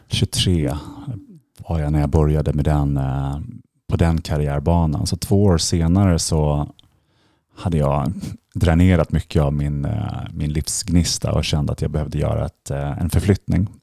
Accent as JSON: {"language": "Swedish", "town": "Stockholm", "region": "Stockholm County", "country": "Sweden", "tie": "born or raised there", "also_born_or_lived": "London", "moved": "as an adult", "said": "jag är uppvuxen här i Stockholm"}